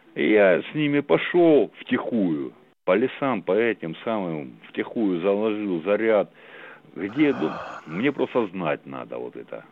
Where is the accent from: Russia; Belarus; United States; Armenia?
Russia; Armavir, Krasnodar Krai; я из Армавира, я с Кубани